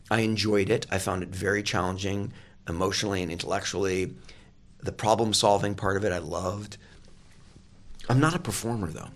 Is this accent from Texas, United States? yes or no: no; Oregon, United States; moved away as an adult; also born or lived in England / Eagle Point, Oregon / New York / Los Angeles; I grew up in Oregon, and I lived in England for a while as well.